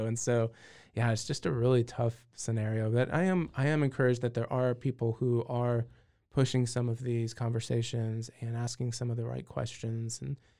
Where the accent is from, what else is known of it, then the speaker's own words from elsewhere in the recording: California, United States; I will tell you I'm originally from California.